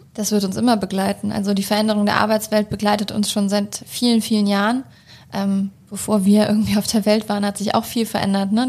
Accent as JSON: {"language": "German", "country": "Germany", "tie": "born or raised there", "said": "ich bin in Deutschland groß geworden"}